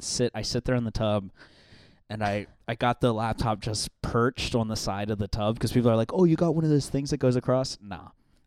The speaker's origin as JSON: {"language": "English", "region": "Pennsylvania", "country": "United States", "tie": "born or raised there", "also_born_or_lived": "Baltimore, Maryland", "said": "I grew up there, but as soon as it was time to start going to school, we moved to Pennsylvania."}